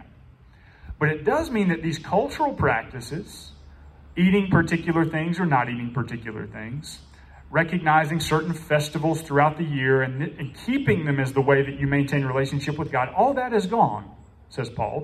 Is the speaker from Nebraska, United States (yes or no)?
no; Newland, North Carolina, United States; I'm from Newland, which means that I don't live on 3 Mile like Andrew.